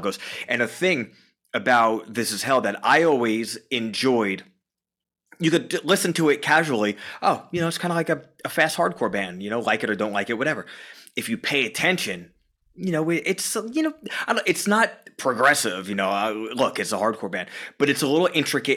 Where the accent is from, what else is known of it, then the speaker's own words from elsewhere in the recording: Long Island, New York, United States; moved away as an adult; now in Stamford, United States; Born and raised on Long Island, New York.